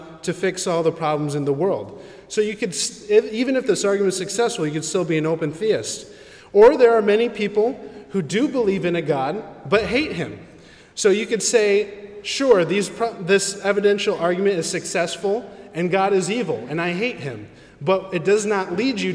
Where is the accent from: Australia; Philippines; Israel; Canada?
Philippines; I'm a Filipino